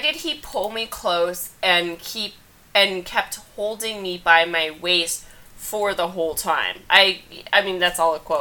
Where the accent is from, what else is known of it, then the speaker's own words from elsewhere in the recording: Kansas, United States; now in New York, United States; I'm from Kansas.